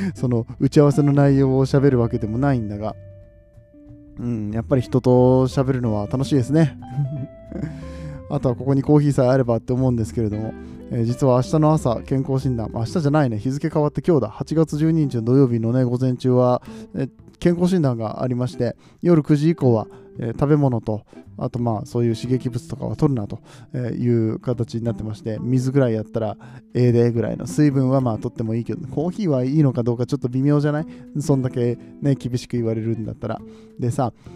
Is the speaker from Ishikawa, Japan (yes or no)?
no; Nagoya, Aichi, Japan; accent: Nagoya-ben; 名古屋出身